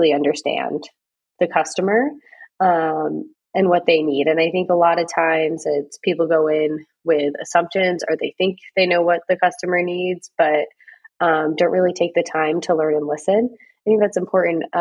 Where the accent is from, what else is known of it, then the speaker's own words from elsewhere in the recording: North Adams, Massachusetts, United States; moved away as an adult; now in San Francisco, United States; I grew up right around Williams in the town next door called North Adams.